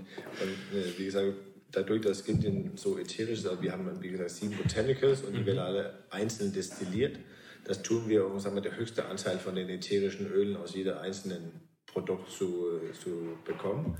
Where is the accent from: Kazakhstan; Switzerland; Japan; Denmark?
Denmark; Svendborg, Southern Denmark; now in Altes Land, Germany; Mein Heimathafen ist auch noch Svenborg in Dänemark an der Ostsee, wo ich herkomme